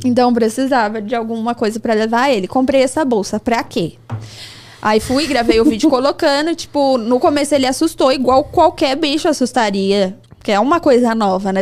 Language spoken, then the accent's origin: Portuguese; São Paulo, Brazil; eu morava aqui no Jaraguá